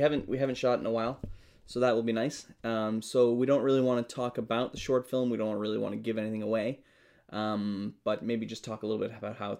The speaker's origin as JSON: {"language": "English", "country": "Canada", "said": "We're Canadian filmmakers"}